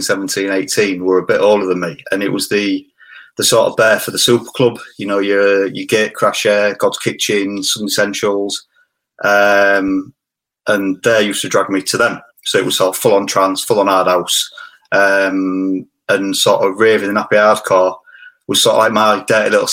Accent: Hull, Yorkshire and the Humber, United Kingdom; I'm from Hull

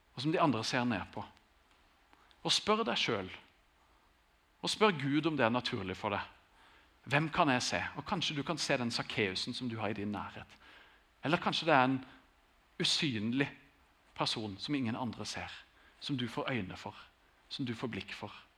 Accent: Grimstad, Agder, Norway; Jeg har vokst opp i Grimstad, vært der hele tiden

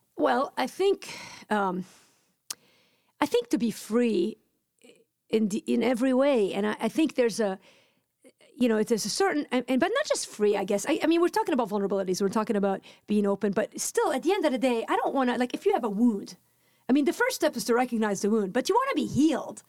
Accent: Lebanon; moved away; I'm Lebanese. I grew up in Lebanon

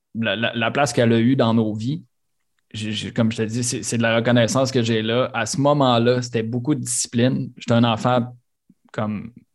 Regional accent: Quebec City, Quebec, Canada; also born or lived in Sainte-Brigitte-de-Laval; On a grandi euh, deux, trois rues, une à côté de l'autre, sur le plateau à Charlebourg

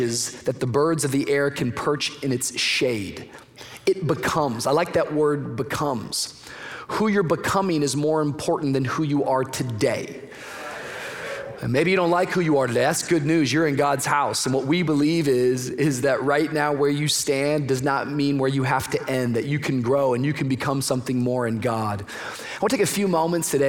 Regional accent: Miami, Florida, United States; I come from Miami

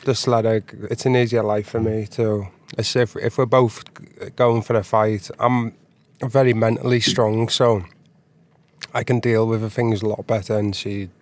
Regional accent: near Liverpool, North West England, United Kingdom; moved away as an adult; now in Stockholm, Sweden; Right now, I tone down my accent, so I'm from, like, a place near Liverpool. When I speak to my friends normally, you wouldn't understand a word I'm saying

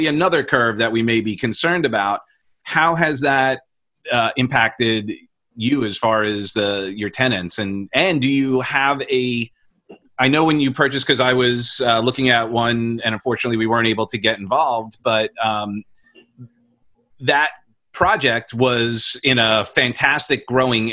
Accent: New York, United States; now in Florida, United States; We're both from New York

